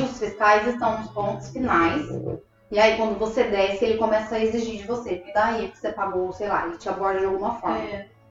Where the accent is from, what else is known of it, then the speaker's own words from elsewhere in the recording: Brazil; moved away as an adult; also born or lived in Rio de Janeiro; eu já vim do, do Brasil. E hoje, né, que eu tô aqui há três anos